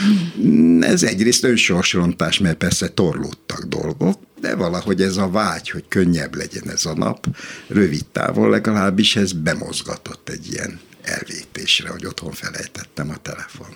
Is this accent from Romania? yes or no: no; Hungary; magyar vagyok